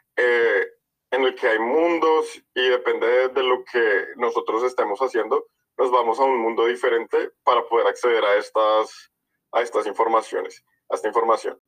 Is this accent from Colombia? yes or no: yes; Colombia; nosotros dos somos colombianos